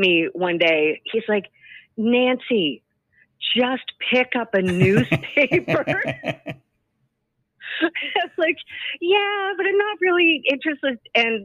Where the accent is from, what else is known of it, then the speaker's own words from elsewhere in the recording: Trout Creek, Ontario, Canada; also born or lived in Mississauga / North Bay; now in Ottawa, Canada; He bought a gas station and restaurant in this little town called Trout Creek, population 600. And that's where I grew up.